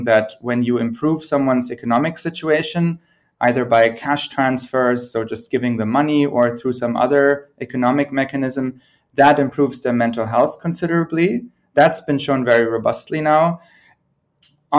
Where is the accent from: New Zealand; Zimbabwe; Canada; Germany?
Germany; also born or lived in United Kingdom / United States; now in Sweden; I'm originally from Germany, have spent most of my career in the UK and the US, and I'm now based in Sweden.